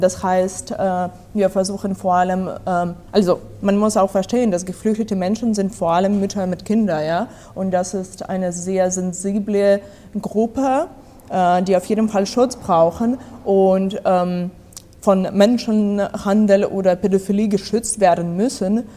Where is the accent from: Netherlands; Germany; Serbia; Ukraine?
Ukraine; Odesa, Odesa Oblast; German is a second language; moved away; Ich komme aus Odessa, das ist am äh, Schwarzmeer